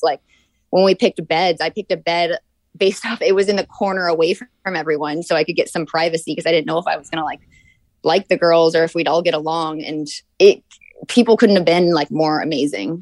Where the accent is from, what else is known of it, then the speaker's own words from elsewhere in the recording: Orange County, California, United States; moved away as an adult; also born or lived in Atlanta, Georgia / North Carolina; I was actually born in Atlanta, Georgia, and then grew up in Orange County